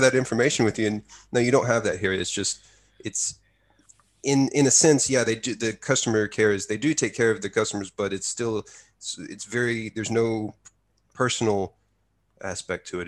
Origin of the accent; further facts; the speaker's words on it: near Waco, Texas, United States; now in Japan; my hometown is about an hour's drive from Waco.